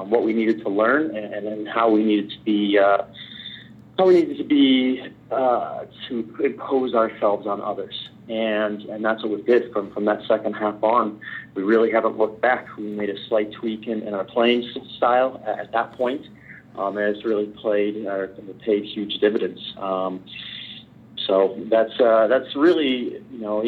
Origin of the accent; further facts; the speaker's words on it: Fort Myers, Florida, United States; moved away as an adult; I grew up in Florida, Fort Myers, Florida